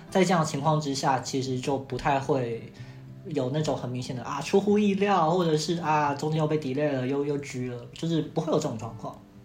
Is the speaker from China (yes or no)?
no; Taiwan; 我是来自台湾的